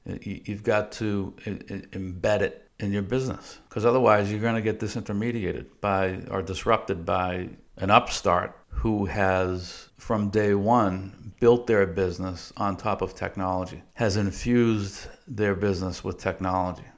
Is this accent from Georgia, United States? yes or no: no; Boston, Massachusetts, United States; moved away as an adult; also born or lived in Dallas, Texas; We're originally from the Boston area, sort of born and raised there